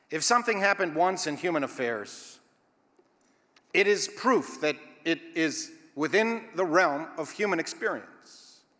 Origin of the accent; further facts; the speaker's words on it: Israel; It was and still is the central message that I was taught as a youth growing up in Israel.